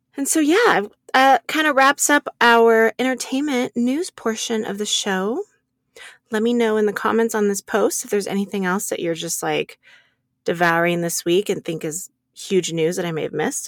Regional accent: Reno, Nevada, United States; I, I grew up here in Reno

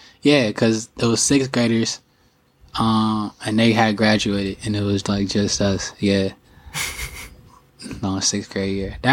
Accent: Pasadena, California, United States; also born or lived in Inland Empire, California; And then I moved from Pasadena to Inland Empire.

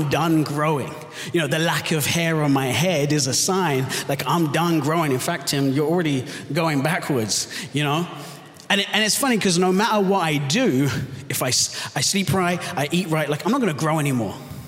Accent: London, United Kingdom; also born or lived in Southern California; I was born and raised in London, so that's why I have the confused accent. My wife and I, my wife Sungi and I, moved here from Southern California just over 2 years ago.

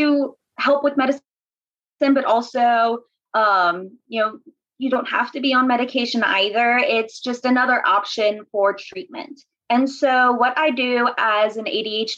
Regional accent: New Orleans, Louisiana, United States; NOLA born and raised

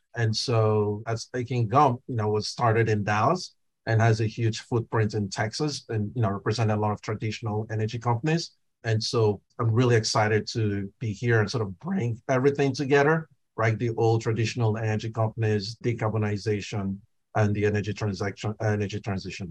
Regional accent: Nigeria; now in United States; I grew up in Nigeria

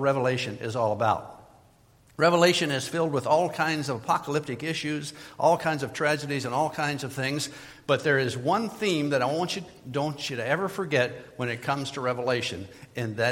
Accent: Midwest, United States; moved away as an adult; also born or lived in Florida; I was from the Midwest, never lived in Florida before that time.

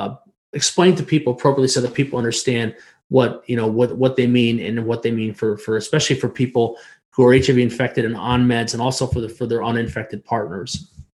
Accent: New York, United States; But I can tell you that I'm from New York State, right?

